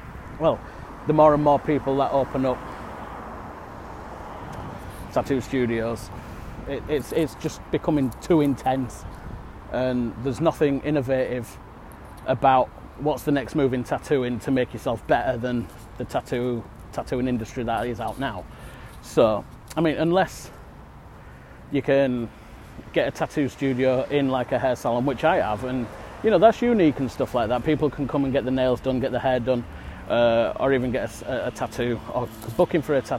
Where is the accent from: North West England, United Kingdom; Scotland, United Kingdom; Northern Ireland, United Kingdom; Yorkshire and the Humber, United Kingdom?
Yorkshire and the Humber, United Kingdom; I'm in England at the minute. Born and bred in Yorkshire